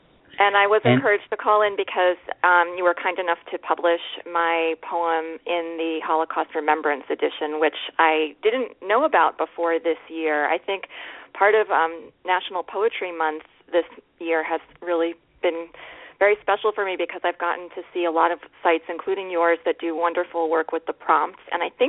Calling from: New York City, New York, United States; I'm calling from New York City.

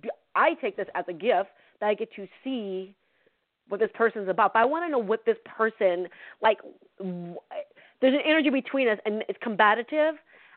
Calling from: California, United States; from California.

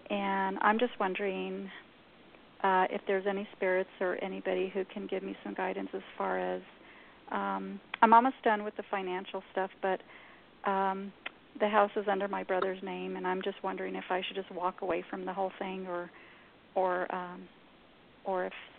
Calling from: New Mexico, United States; I'm in New Mexico.

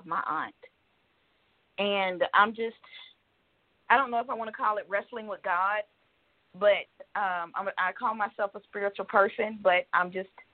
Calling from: Georgia, United States; I'm calling from Georgia.

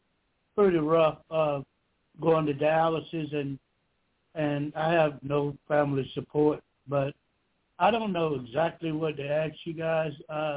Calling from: Georgia, United States; I'm calling from Georgia.

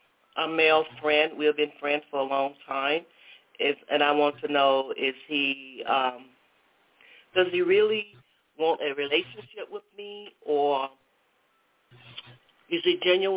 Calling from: Atlanta, Georgia, United States; I'm calling from Atlanta, Georgia.

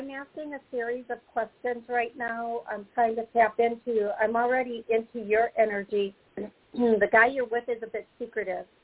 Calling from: Oklahoma City, Oklahoma, United States; I'm calling from Oklahoma City.

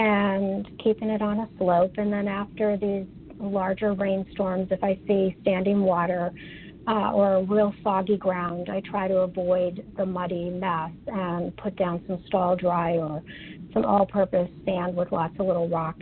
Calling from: Maryland, United States; I'm calling from Maryland

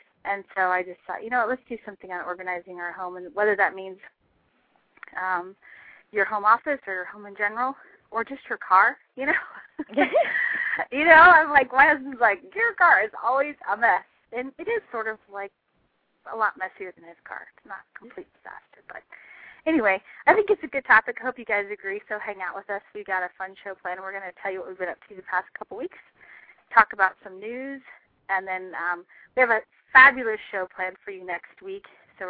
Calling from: Chicago, Illinois, United States; I'm great. I'm live from Chicago, so I'm happy to be here.

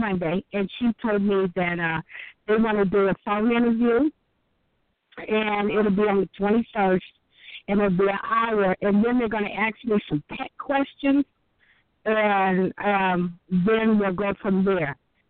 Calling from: Illinois, United States; calling from Illinois.

